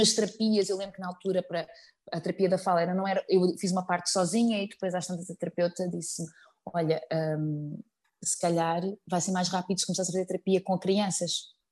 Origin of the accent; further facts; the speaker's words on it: Azambuja, Lisbon, Portugal; eu sou ribatejana, uh, eh, vim da Zambuja